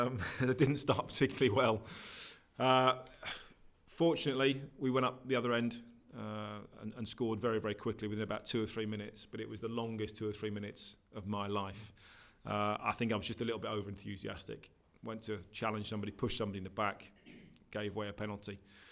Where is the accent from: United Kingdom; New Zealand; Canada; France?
United Kingdom; Norwich, East of England; I was 11 years old. I was at Norwich at the time, living in Norwich. That's my hometown.